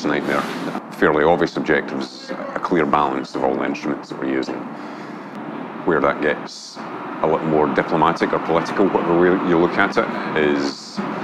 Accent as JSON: {"language": "English", "town": "Glasgow", "region": "Scotland", "country": "United Kingdom", "said": "from Glasgow, Scotland"}